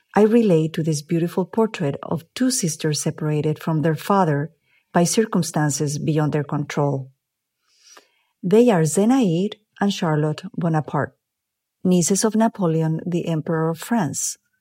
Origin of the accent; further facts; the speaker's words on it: Mexico; moved away as an adult; also born or lived in Mexico City; now in Los Angeles, United States; I am originally from Mexico, but I have lived in the United States many years now